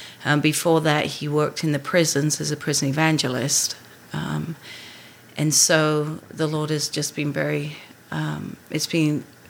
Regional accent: England, United Kingdom; moved away as an adult; now in United States; I am from England. I came here in 93

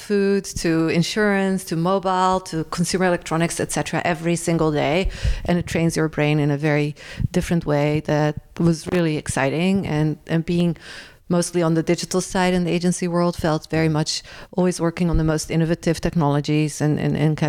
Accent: Rotterdam, South Holland, Netherlands; moved away; my hometown, Rotterdam

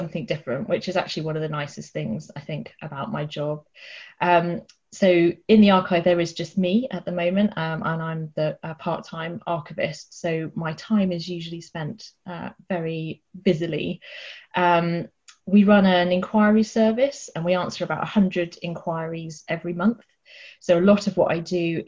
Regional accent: Dorset, South West England, United Kingdom; I'm from Dorset and we're based in Poole in Dorset

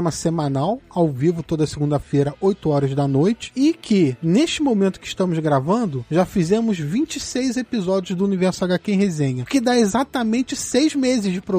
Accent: Porto Alegre, Rio Grande do Sul, Brazil; also born or lived in Pelotas; De Porto

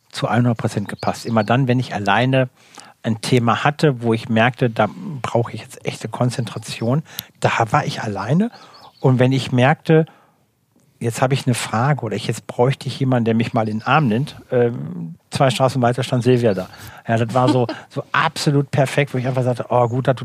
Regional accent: Rhineland, Germany; Ich liebe Reibekuchen, also von meiner Mama, äh, Rheinischen, ne? ich komme aus dem Rheinischen, Reibekuchen mit äh, Rübenkraut.

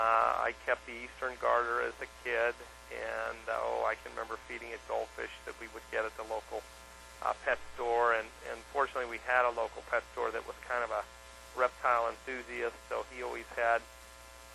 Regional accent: Northeast, United States; I grew up in the Northeast

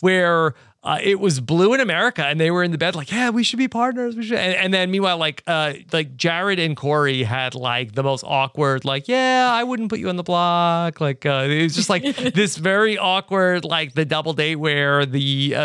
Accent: New York City, New York, United States; moved away; back to my hometown. And so we will be in New York City

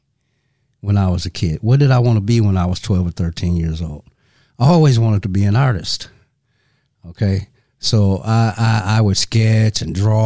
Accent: Saginaw, Michigan, United States; moved away; also born or lived in Madison, Wisconsin; I'm originally from Saginaw, Michigan. And Saginaw is approximately 100 miles north of Detroit. So coming up, I spent a lot of time in those surrounding areas

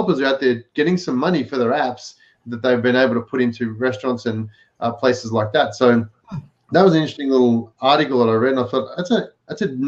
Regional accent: Victoria, Australia; in my hometown, in my home state in Australia, Victoria

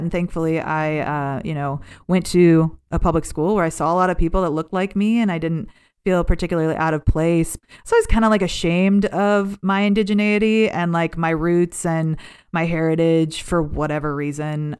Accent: Cleveland, Ohio, United States; also born or lived in Cincinnati, Ohio; I grew up in Cleveland.

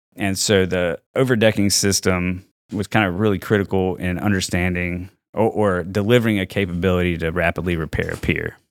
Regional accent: Mississippi, United States; moved away as an adult; also born or lived in Virginia; I'm from Mississippi

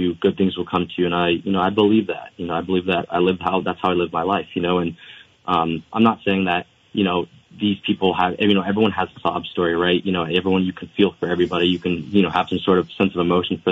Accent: Bradford, Vermont, United States; I grew up in Bradford, Vermont

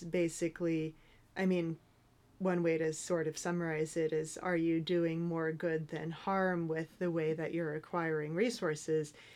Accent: Northern California, United States; I grew up in Northern California

